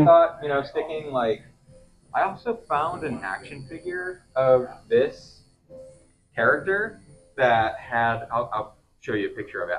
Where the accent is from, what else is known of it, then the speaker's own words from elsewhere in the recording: Brighton, Michigan, United States; now in Highland Park, United States; I grew up in Brighton